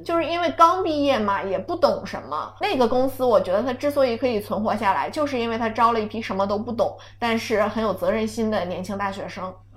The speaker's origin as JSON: {"language": "Chinese", "town": "Songyuan", "region": "Jilin", "country": "China", "moved": "yes", "said": "作为一个松原人"}